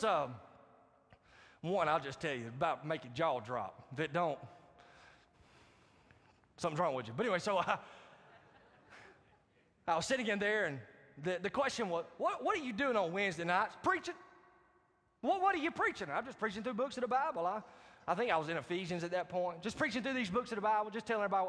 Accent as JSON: {"language": "English", "town": "Marietta", "country": "United States", "tie": "born or raised there", "said": "My hometown church pastor from Marietta"}